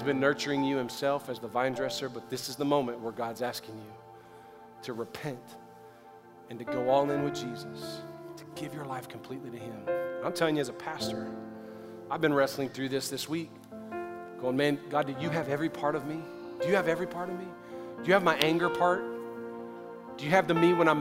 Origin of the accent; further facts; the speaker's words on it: the South, United States; I grew up in the South where I prayed for forgiveness every night